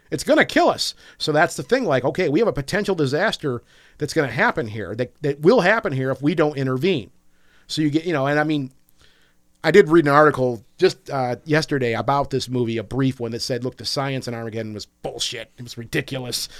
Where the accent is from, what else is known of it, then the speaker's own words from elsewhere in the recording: Michigan, United States; we're all from Michigan